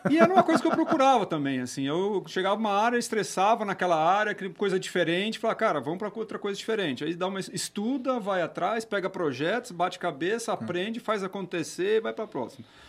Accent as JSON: {"language": "Portuguese", "town": "Campinas", "region": "São Paulo", "country": "Brazil", "tie": "born or raised there", "also_born_or_lived": "Holambra", "said": "Eu sou de Campinas, tá. nascido, estudado"}